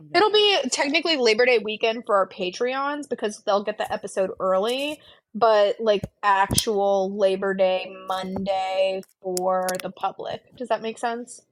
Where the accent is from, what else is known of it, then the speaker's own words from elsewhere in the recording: Pensacola, Florida, United States; I'm from Pensacola, and like, at the time, I wasn't living in Pensacola, I was living in South Florida, but I grew up in Pensacola